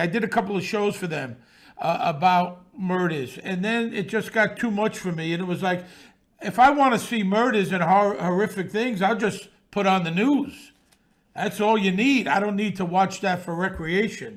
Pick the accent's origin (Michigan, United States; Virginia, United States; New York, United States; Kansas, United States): New York, United States; New York City; born or raised there